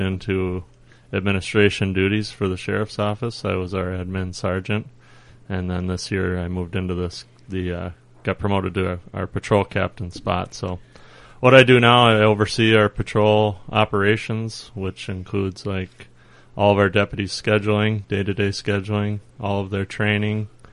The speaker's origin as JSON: {"language": "English", "town": "Faribault", "region": "Minnesota", "country": "United States", "tie": "born or raised there", "said": "born and raised in Faribault"}